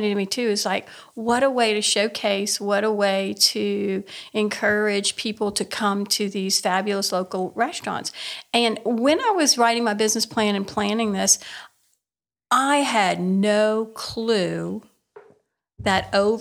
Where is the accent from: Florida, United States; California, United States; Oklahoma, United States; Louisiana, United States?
Louisiana, United States; Cajun country; I have Cajun heritage. I have Acadian heritage